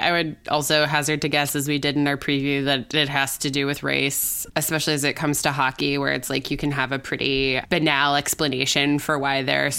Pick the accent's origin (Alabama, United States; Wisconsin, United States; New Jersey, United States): Wisconsin, United States; I grew up in Wisconsin, where the Packers are more a religion than a team.